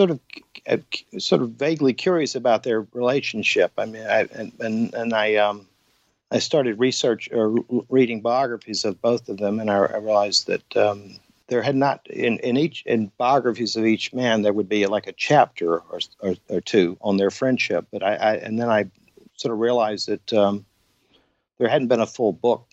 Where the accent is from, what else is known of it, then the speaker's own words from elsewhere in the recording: Atlanta, Georgia, United States; moved away as an adult; also born or lived in Savannah / San Francisco / New York City / Paris; I'm from Atlanta, where I'm living now